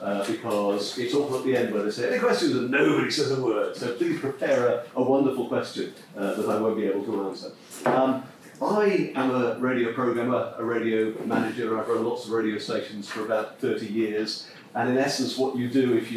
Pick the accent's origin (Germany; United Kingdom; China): United Kingdom; Nottingham, East Midlands; I come from Nottingham